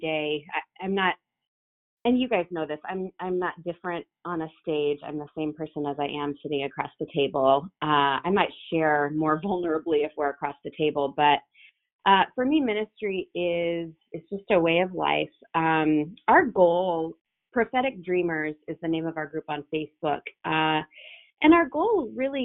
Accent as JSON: {"language": "English", "town": "Rockford", "region": "Illinois", "country": "United States", "tie": "born or raised there", "said": "my hometown in Rockford, Illinois."}